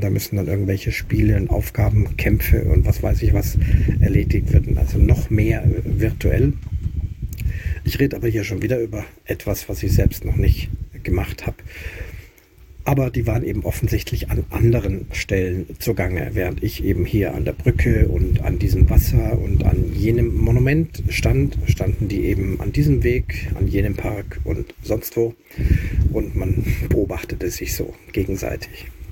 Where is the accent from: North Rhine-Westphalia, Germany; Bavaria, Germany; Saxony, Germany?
Bavaria, Germany; Munich; moved away; in meiner Heimatstadt München, also meiner Geburtsstadt München, jetzt momentan aktuell nicht Heimatstadt, aber Geburtsstadt München